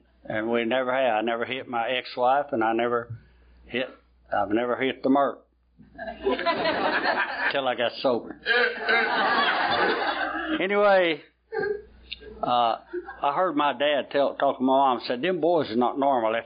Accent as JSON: {"language": "English", "town": "Patterson", "region": "Arkansas", "country": "United States", "tie": "born or raised there", "lives_now": "Little Rock, United States", "said": "I was born up in North Arkansas in a little old town, farm town called Patterson, Arkansas in Woodruff County"}